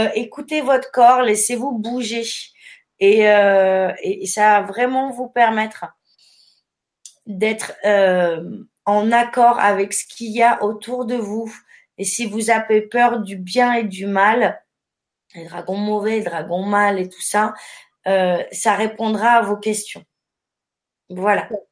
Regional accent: Périgueux, Nouvelle-Aquitaine, France; je suis originaire de Périgueux

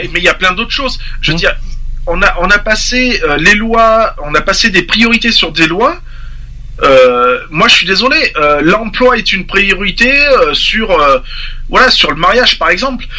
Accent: France; je parle aussi en tant que Français et père de famille

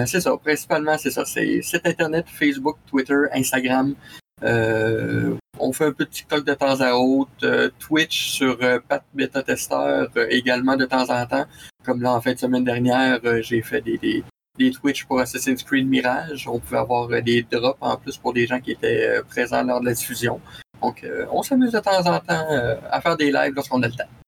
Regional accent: Quebec City, Quebec, Canada; Basé à Québec, euh, dans ma ville natale

